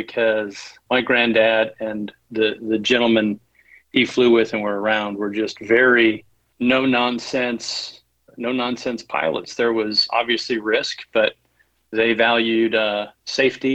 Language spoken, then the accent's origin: English; southeastern Idaho, United States; growing up in Idaho, we grew up in a very rural section in southeastern